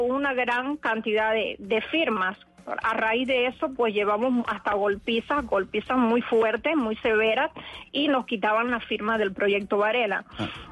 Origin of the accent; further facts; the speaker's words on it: Cuba; moved away as an adult; now in United States; somos pocos los cubanos que hemos determinado enfrentar la dictadura